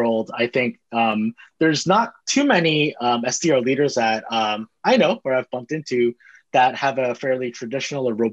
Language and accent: English; Bay Area, Silicon Valley, California, United States; I grew up in the Bay Area, grew up in the heart of Silicon Valley, grew up down the street from Apple